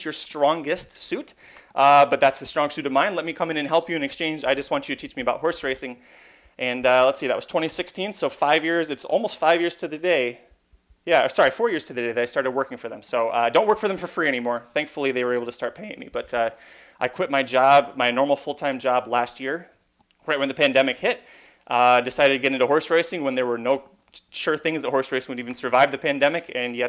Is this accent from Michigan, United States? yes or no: yes; Michigan, United States; moved away as an adult; now in Los Angeles, United States; I'm originally from Michigan. I moved out to Los Angeles